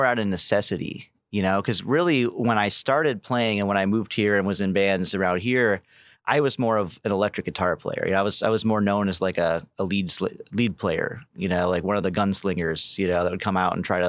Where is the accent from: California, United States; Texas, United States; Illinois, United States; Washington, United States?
Illinois, United States; Wilmington; No. So I'm actually not a Kankakee native. I came from Wilmington.